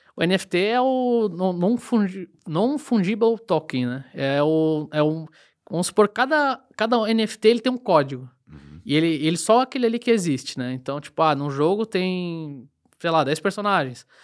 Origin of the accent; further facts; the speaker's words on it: Rio do Sul, Santa Catarina, Brazil; sou nascido e criado aqui em Rio do Sul, minha vida inteira aqui